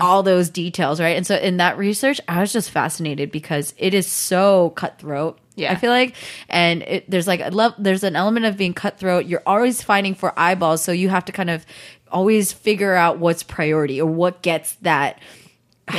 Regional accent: the Bay Area, California, United States; I grew up in the Bay, like right there

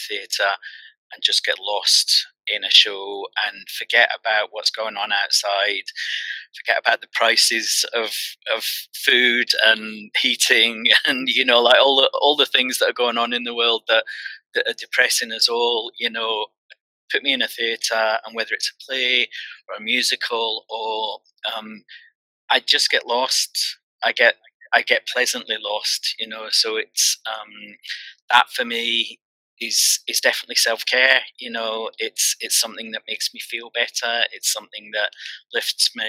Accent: Glasgow, Scotland, United Kingdom; moved away; also born or lived in Brighton; I'm from Glasgow originally

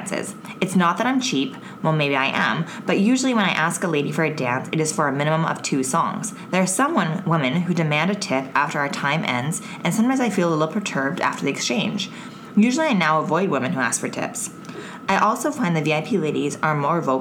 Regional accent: Canada

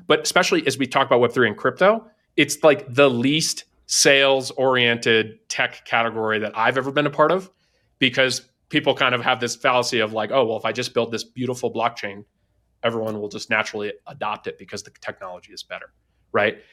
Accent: East Coast, United States; moved away as an adult; also born or lived in Silicon Valley; I'm originally from the East Coast, um, spent, you know, first eighteen years of my life there

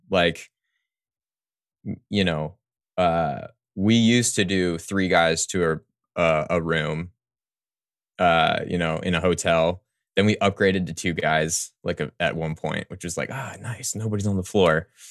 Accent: Houston, Texas, United States; now in New Orleans, United States; I grew up in, uh, Texas, mostly

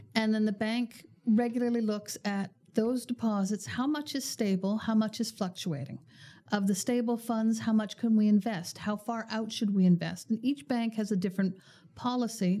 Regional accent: Canada; as Canadians

